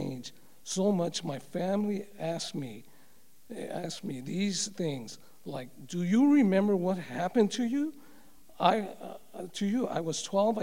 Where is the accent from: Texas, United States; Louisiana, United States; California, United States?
California, United States; Los Angeles; also born or lived in Covina; As I was growing up in Los Angeles, I attended a Catholic church and tried my best as a little boy to understand the faith